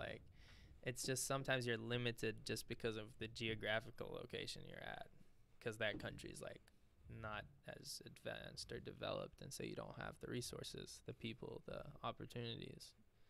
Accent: Dubai, United Arab Emirates; also born or lived in Syria; he moved to Abu Dhabi, like, you know, Dubai in the Emirates. He got a good job there. I was only like 3, so we moved there, and I grew up there my whole life.

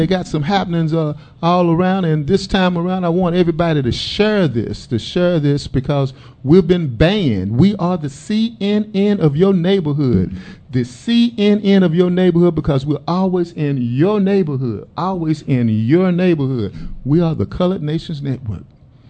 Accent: Dallas, Texas, United States; I'm from Texas

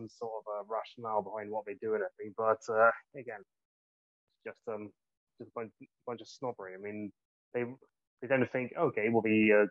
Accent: Gloucestershire, South West England, United Kingdom; I'm from Gloucestershire.

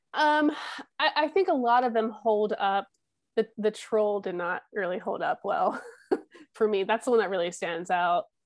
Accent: United States; as an American

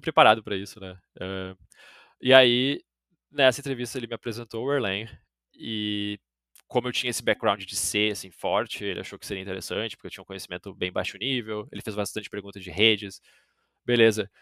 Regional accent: Brazil; eu sou brasileiro

